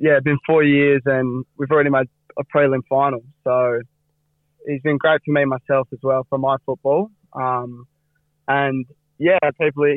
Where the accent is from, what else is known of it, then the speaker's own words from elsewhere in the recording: Fremantle, Western Australia, Australia; growing up in Freo and growing up in East Fremantle.